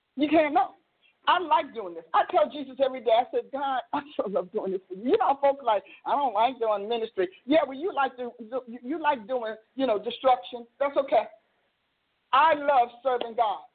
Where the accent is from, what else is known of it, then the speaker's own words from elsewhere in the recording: Newark, New Jersey, United States; now in Oklahoma, United States; I'm from Newark, New Jersey